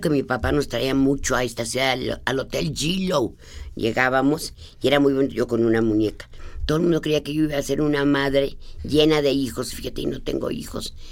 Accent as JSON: {"language": "Spanish", "region": "Guanajuato", "country": "Mexico", "tie": "born or raised there", "said": "antes la, casa de Guanajuato, antes donde yo nací"}